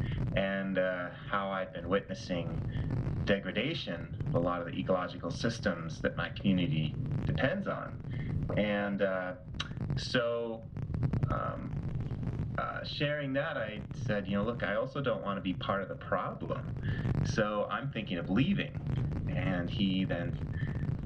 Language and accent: English; Tucson, Arizona, United States; I grew up in the Southwest in Tucson, Arizona, dry land city